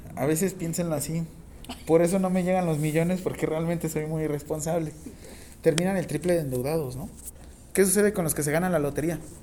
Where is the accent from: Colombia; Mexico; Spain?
Mexico; no dejo de ser mexicano